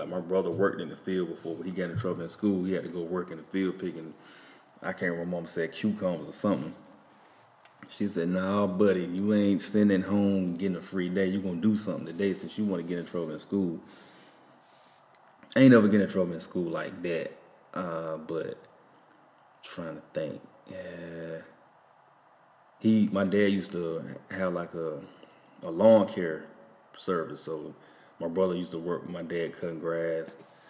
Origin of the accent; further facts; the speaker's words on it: Enfield, United States; I said, man, I don't know nothing about these people. I'm from Enfield. Y'all got to forgive me.